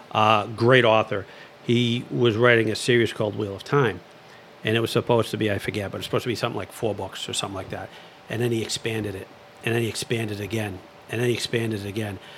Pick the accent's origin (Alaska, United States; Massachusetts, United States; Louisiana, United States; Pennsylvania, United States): Massachusetts, United States; Lowell; also born or lived in Dracut; I grew up in the city of Lowell